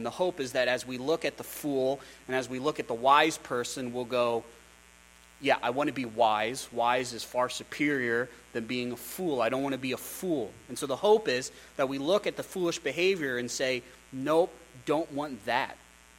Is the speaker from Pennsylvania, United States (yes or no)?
yes; Pennsylvania, United States; I grew up outside of Philly. My dad, his first church was outside of Philadelphia.